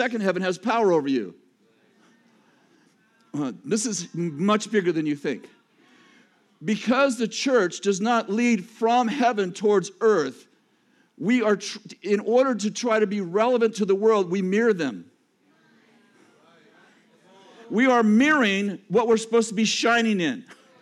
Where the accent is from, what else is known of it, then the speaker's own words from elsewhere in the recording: California, United States; I'm from California